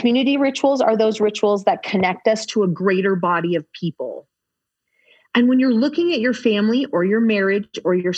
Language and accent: English; California, United States; growing up in California